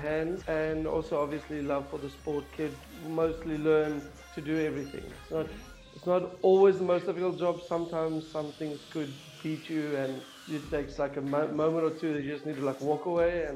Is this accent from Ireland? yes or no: no; Bloemfontein, Free State, South Africa; moved away as an adult; now in Stellenbosch, South Africa; originally I'm from Bloemfontein, South Africa, and I've been living in Stellenbosch